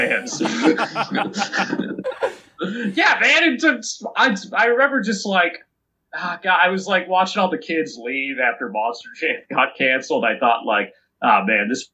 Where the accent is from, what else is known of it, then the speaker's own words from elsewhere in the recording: suburbs of Boston, Massachusetts, United States; I tell people I'm from Boston, when really I'm just from the suburbs